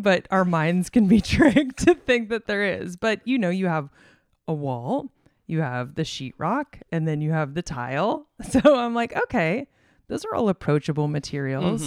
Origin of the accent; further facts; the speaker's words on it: Arizona, United States; moved away as an adult; also born or lived in Illinois; I was raised in Arizona